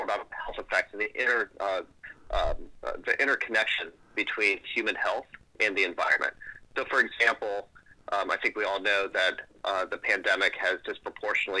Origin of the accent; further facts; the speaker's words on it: St. Mary's County, Maryland, United States; growing up on the Chesapeake Bay in Southern Maryland, in St. Mary's County, Maryland